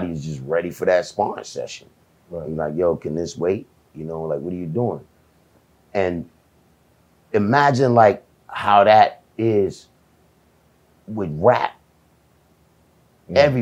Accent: Jamaica; I'm from Jamaica

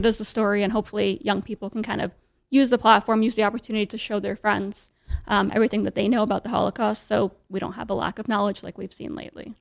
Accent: New York City, New York, United States; I was, like, very, very lucky growing up in New York City.

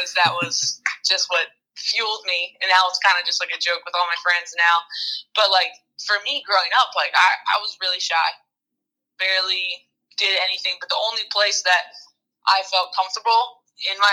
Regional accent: New Jersey, United States; I grew up in New Jersey

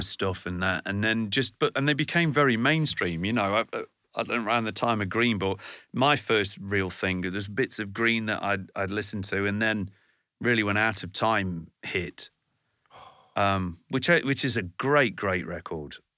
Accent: Burton upon Trent, West Midlands, United Kingdom; I come from Burn-on-Trent

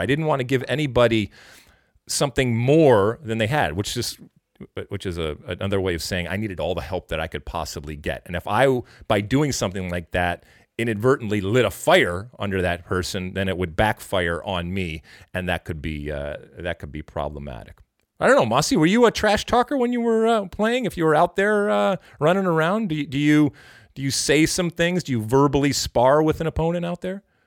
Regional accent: United States; as an American

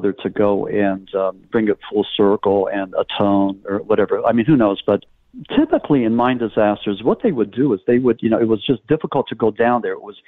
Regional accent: Berwick, Pennsylvania, United States; I'm originally from Berwick, Pennsylvania

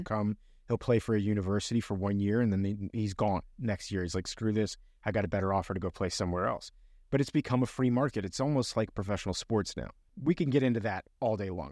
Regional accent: Miami, Florida, United States; I grew up in a bigger city like Miami

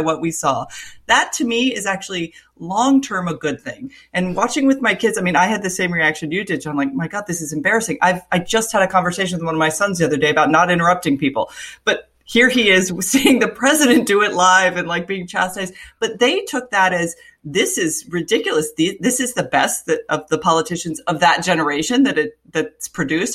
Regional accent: Florida, United States; I grew up in Florida

